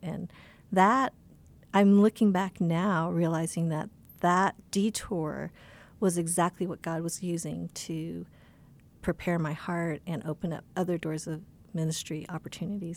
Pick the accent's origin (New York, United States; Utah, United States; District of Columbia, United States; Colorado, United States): Colorado, United States; Boulder; now in California, United States; I grew up here in Colorado, in Boulder, Colorado